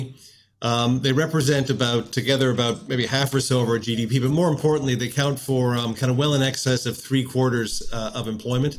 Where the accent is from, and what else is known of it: Canada